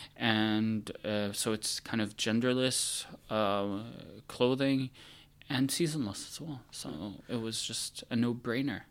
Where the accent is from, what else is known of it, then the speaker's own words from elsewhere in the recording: United States; moved away; also born or lived in Milan, Italy; as an American